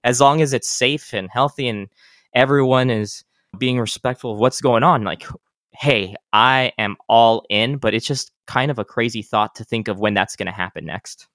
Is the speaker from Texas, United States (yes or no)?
yes; El Paso, Texas, United States; moved away; I'm from El Paso